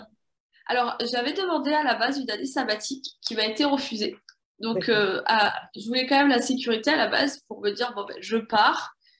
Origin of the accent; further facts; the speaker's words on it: south-west France, France; je suis originaire du sud-ouest de la France. Donc j'ai baigné depuis toute petite entre, euh, Océan et Montagne